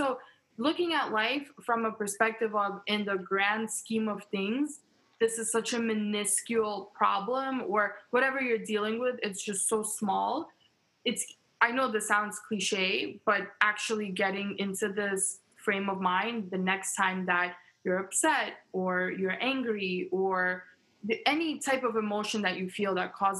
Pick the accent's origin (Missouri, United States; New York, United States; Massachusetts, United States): New York, United States; also born or lived in Ukraine; So I was born in Ukraine. My family and I re-immigrated to New York when I was two.